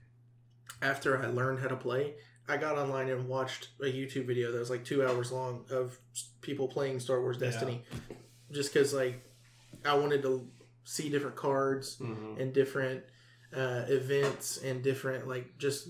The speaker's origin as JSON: {"language": "English", "region": "the South", "country": "United States", "said": "we're from the South"}